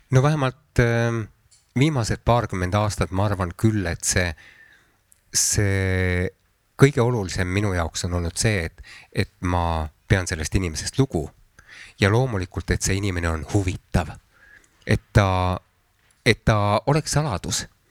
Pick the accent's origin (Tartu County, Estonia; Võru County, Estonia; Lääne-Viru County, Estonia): Võru County, Estonia; Antsla; moved away; tegelikult ma sündisin küll Võrus, aga minu lapsepõlv möödus Antslas.